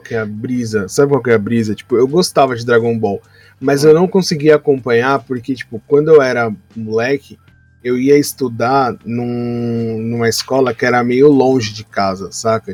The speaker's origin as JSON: {"language": "Portuguese", "region": "São Paulo", "country": "Brazil", "said": "Meu pai veio de Portugal, minha mãe nasceu em Salvador e eu sou de São Paulo."}